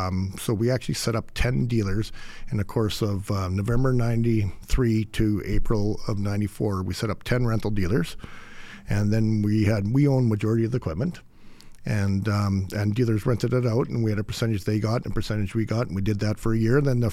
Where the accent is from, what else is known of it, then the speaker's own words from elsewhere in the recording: Radisson, Saskatchewan, Canada; moved away as an adult; now in Alberta, Canada; Saskatchewan farm boy.